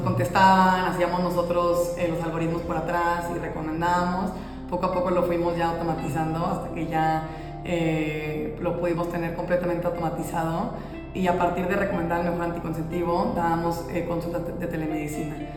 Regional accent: Monterrey, Nuevo León, Mexico; moved away as an adult; now in Mexico City, Mexico; soy de, Monterrey, no sé si mi acento me vaya a adelantar. Eh, soy de Monterrey, México

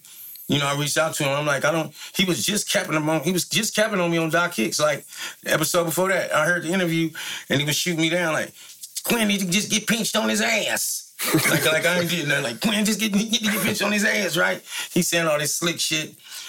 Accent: San Francisco, California, United States; I'm from Fillmore. I just want to be a solid Fillmore nigga first. I'd rather die there than anywhere in the world.

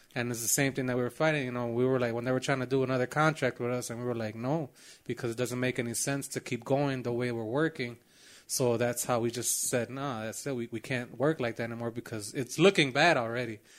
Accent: Chicago, Illinois, United States; born or raised there

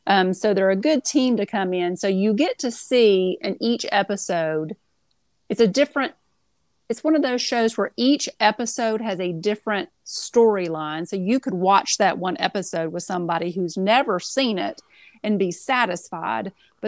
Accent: Tennessee, United States; I'm from East Tennessee.

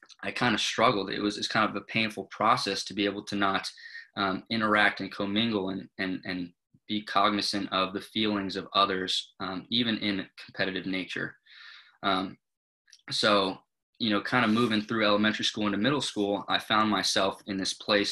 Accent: Thousand Oaks, California, United States; I grew up in Thousand Oaks, California

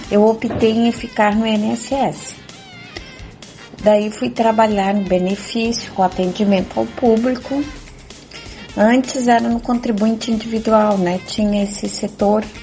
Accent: Santa Catarina, Brazil; sou de Santa Catarina

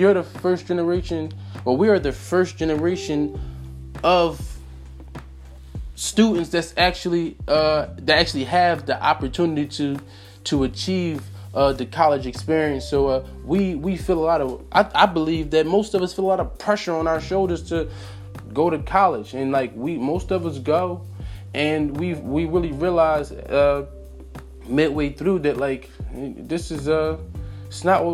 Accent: Philadelphia, Pennsylvania, United States; Philly born and raised

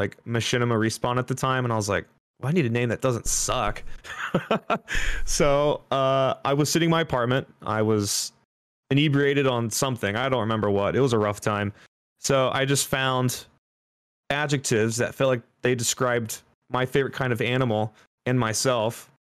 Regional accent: Dayton, Ohio, United States; I was born in Dayton, Ohio. I pretty much grew up there till my early 20s.

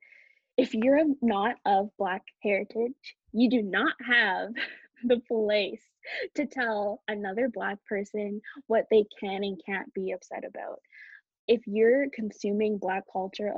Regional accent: Canada; I was born in Canada

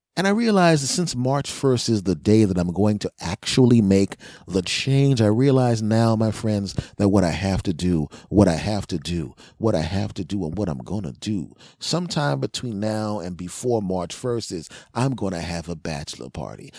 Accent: Philadelphia, Pennsylvania, United States; moved away; also born or lived in Los Angeles; I'm originally from Philadelphia

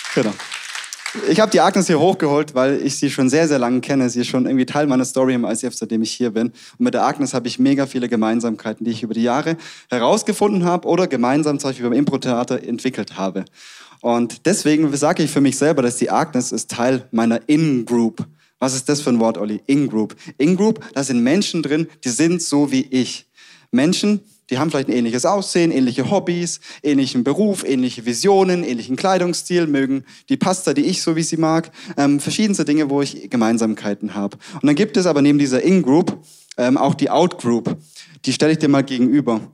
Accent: Stuttgart, Baden-Württemberg, Germany; accent: Swabian; moved away as an adult; also born or lived in Tübingen; now in Munich, Germany; wir kommen beide aus dem Ländle, aus Sturgart

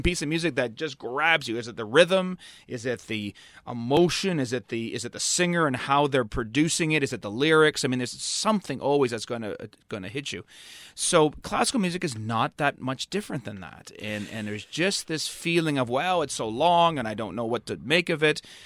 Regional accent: Toronto, Ontario, Canada; I grew up in Toronto.

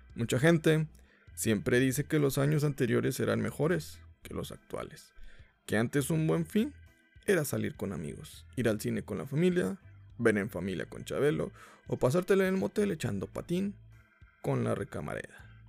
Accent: Mexico; aquí somos mexicanos y somos muy religiosos

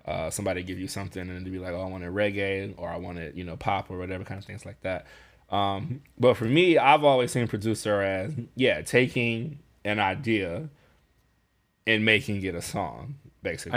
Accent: Chicago, Illinois, United States; I'm from Chicago

